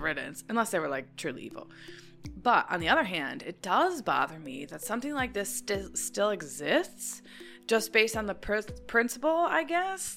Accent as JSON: {"language": "English", "country": "United States", "said": "being an American my entire life"}